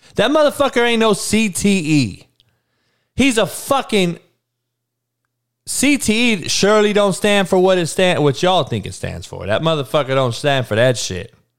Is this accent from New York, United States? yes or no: no; Compton, California, United States; I grew up in Compton, dog, in the hood, in the worst neighborhood growing up in the country in the 80s